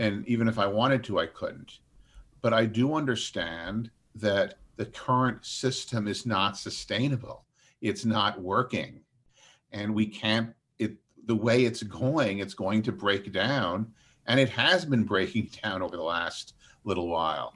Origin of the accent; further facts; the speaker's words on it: United States; the American system that we grew up